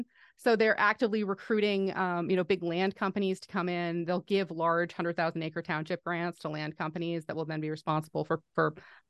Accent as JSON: {"language": "English", "town": "Halifax", "region": "Nova Scotia", "country": "Canada", "tie": "born or raised there", "said": "the city of Halifax, my hometown"}